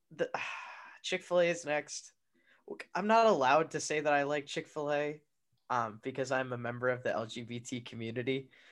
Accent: Arizona, United States; I'm from the Southwest.

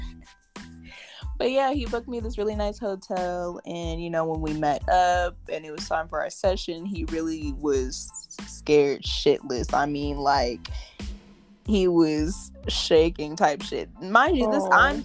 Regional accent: California, United States; I'm from California

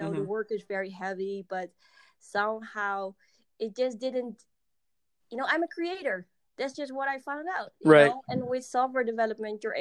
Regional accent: Amsterdam, North Holland, Netherlands; English is a second language; Amsterdam-based, for everybody that might know or might not know. I'm from Europe, so English is not my native language. But Amsterdam, everybody probably knows. born and raised here

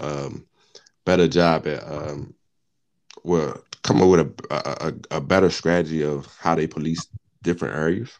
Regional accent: Richmond, United States; I'm from Richmond.

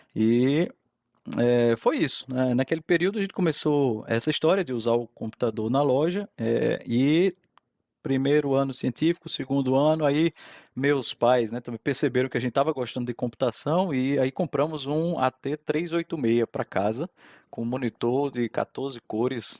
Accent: João Pessoa, Paraíba, Brazil; also born or lived in Fortaleza, Ceará / Campina Grande; nasci em Fortaleza, sou cearense, tá? Ah, e aí isso me coloca numa posição legal entre João Pessoa e Campina Grande, que a minha vida foi aqui em João Pessoa

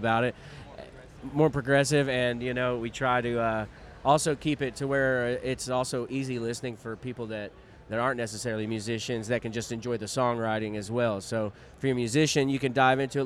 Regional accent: Jackson, Tennessee area, United States; We're from all in the Jackson, Tennessee area

